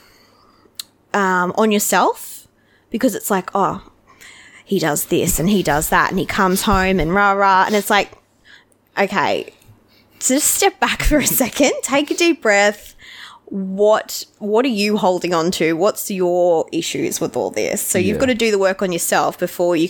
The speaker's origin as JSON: {"language": "English", "town": "Goondiwindi", "region": "Queensland", "country": "Australia", "tie": "born or raised there", "said": "we moved back to Gundawindi, my hometown."}